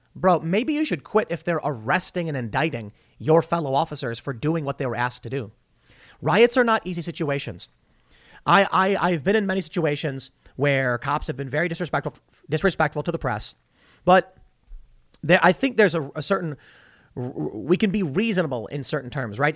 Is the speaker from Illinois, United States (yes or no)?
yes; Chicago, Illinois, United States; I grew up on the South Side.